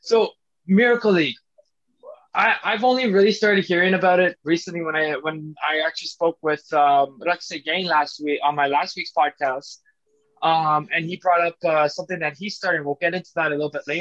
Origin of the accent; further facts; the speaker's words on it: Ottawa, Ontario, Canada; I'm from South Ottawa. So I grew up in the Canterbury, South Ottawa area.